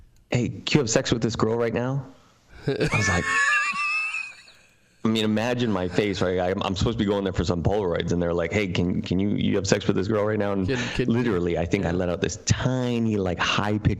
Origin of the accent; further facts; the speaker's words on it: Canada; moved away; I'm originally from Canada, and I was attending massage therapy college